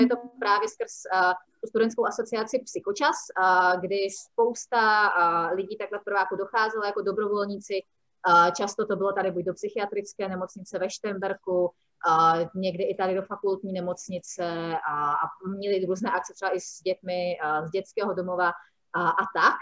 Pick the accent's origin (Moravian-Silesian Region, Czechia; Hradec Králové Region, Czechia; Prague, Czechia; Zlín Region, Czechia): Prague, Czechia; now in Olomouc, Czech Republic; já jsem původem z Prahy